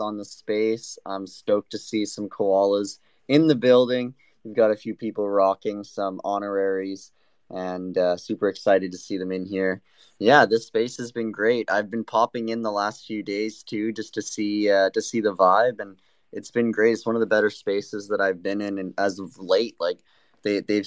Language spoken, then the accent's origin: English; Canada; I am born and raised in Canada